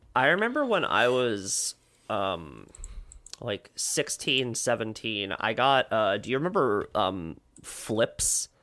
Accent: Woodbridge, New Jersey, United States; I grew up in Woodbridge, which is where Menlo Park is

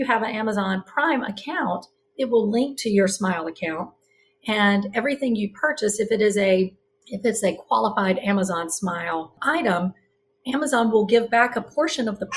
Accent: the South, United States; now in Charlotte, United States; I'm from the South

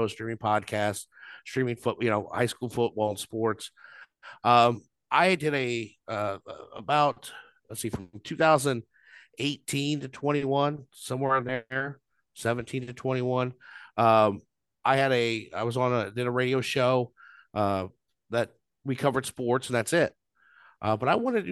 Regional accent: Southern Illinois, United States; moved away as an adult; also born or lived in Champaign, Illinois; now in Monticello, United States; I grew up in Southern Illinois, moved up here 15 years ago

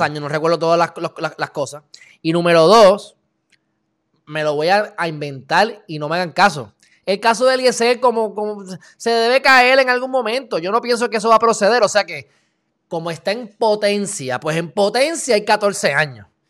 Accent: Puerto Rico; Nosotros como puertorriqueños

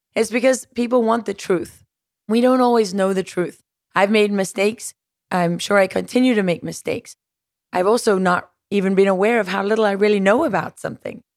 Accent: South Africa; moved away; growing up in South Africa

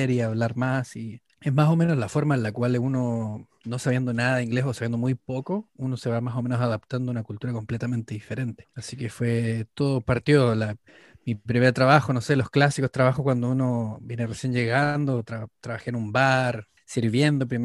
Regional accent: Antofagasta, Chile; now in London, United Kingdom; Bueno, yo soy, de, yo soy del norte de Chile. Yo vengo de, de la ciudad de Antofagasta, en el norte, en la parte donde está el desierto de Atacama. Y sí, me vine a Londres hace más o menos unos más

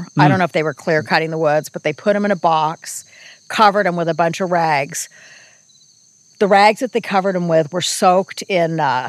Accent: Santa Barbara, California, United States; And since I was from Santa Barbara, a lot of people called me ….

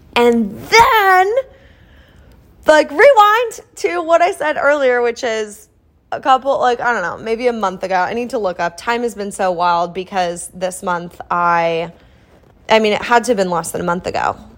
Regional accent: Iowa, United States; moved away as an adult; now in Kansas City, United States; I grew up in Iowa

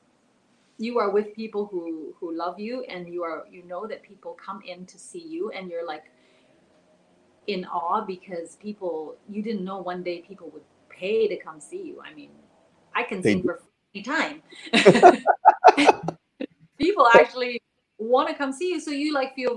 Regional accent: Canada; also born or lived in Taiwan / Hong Kong; So she brought us all to Canada, and she didn't speak any English. I didn't speak any English. And so, so I was just 5 years old or 4 and a half

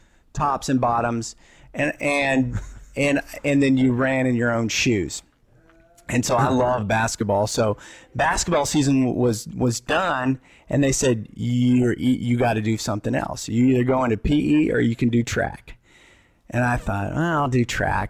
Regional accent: Texas, United States; moved away; I was from Texas

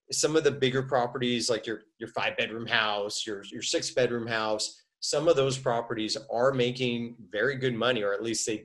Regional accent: United States; I'm American

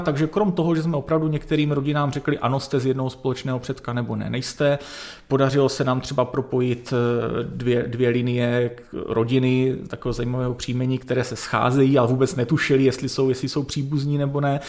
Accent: Northern Moravia, Czechia; já jsem se narodil na Severní Moravě v bývalých Sudetech

